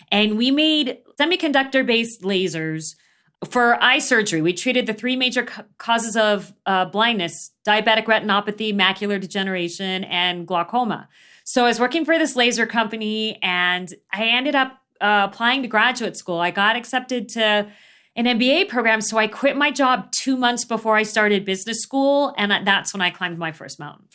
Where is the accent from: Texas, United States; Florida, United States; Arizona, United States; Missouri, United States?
Arizona, United States; Phoenix; when I was growing up in Phoenix